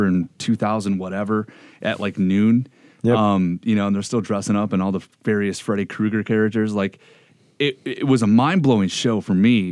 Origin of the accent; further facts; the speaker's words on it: Green Bay, Wisconsin, United States; my hometown of Green Bay, Wisconsin